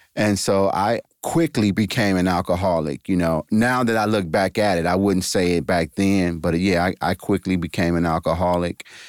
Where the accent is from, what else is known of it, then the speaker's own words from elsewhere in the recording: East Cleveland, Ohio, United States; I grew up in East Cleveland, Ohio, went to Shaw High School